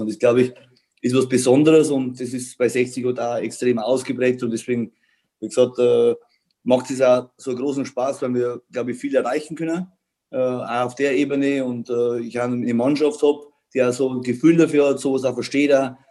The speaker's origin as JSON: {"language": "German", "region": "Bavaria", "country": "Germany", "also_born_or_lived": "Munich", "said": "ich komme aus Bayern"}